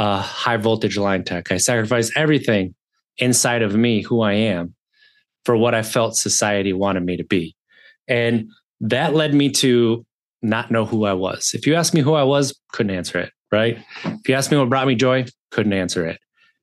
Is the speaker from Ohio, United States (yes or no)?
no; Wisconsin, United States; I grew up in Wisconsin, 36 years